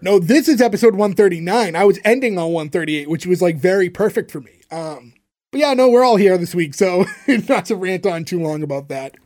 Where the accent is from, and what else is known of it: Canada